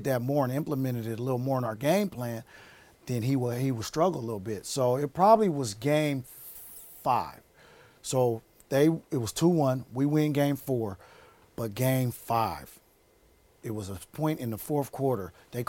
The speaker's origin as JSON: {"language": "English", "town": "Seattle", "region": "Washington", "country": "United States", "tie": "born or raised there", "said": "I was raised in Seattle. I grew up."}